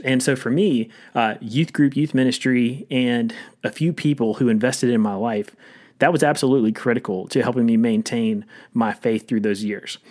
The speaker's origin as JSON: {"language": "English", "town": "Rocky Mount", "region": "North Carolina", "country": "United States", "tie": "born or raised there", "also_born_or_lived": "Louisville, Kentucky", "moved": "as an adult", "said": "I grew up in a town called Rocky Mount, which is about forty miles east"}